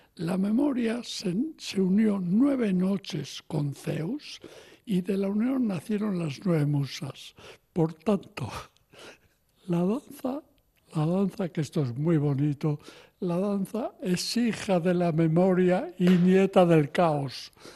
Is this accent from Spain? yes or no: yes; Pamplona, Navarre, Spain; yo nací en Iruña